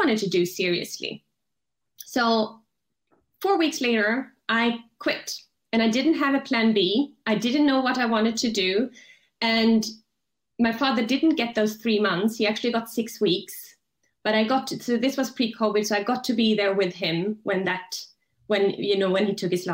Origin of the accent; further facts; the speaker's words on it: Sweden; now in Switzerland; I'm from Sweden originally